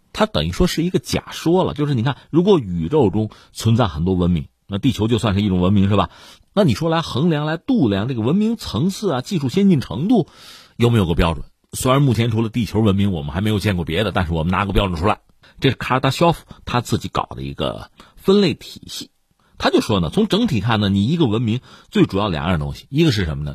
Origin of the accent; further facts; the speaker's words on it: China; 我们中国人